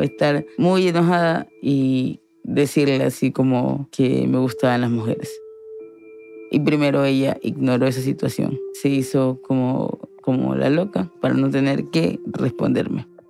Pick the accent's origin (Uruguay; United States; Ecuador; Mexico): Ecuador; Guayaquil, Guayas; nací acá en Guayaquil